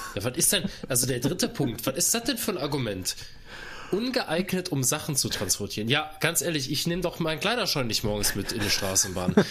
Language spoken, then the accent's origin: German; Cologne, North Rhine-Westphalia, Germany; bei uns in Köln